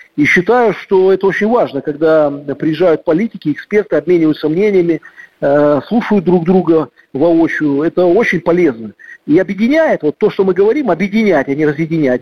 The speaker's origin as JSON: {"language": "Russian", "country": "Belarus", "said": "мы, белорусы"}